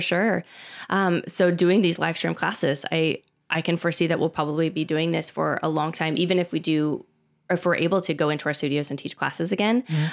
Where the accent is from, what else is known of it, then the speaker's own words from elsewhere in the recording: Phoenix, Arizona, United States; I'm a native from Phoenix and I grew up here